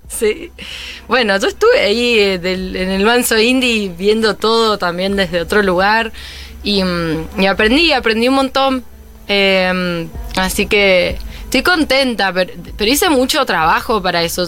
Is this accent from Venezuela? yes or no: no; Mendoza, Argentina; moved away; Mendoza siempre va a estar ahí porque es como mi, mi tierra